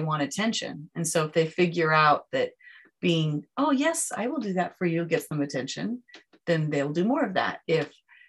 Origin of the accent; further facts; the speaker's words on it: United States; we're American, listen to my voice